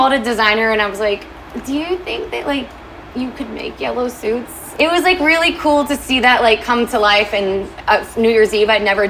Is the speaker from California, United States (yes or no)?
no; Kentucky, United States; moved away as an adult; now in Los Angeles, United States; So I'm actually from Kentucky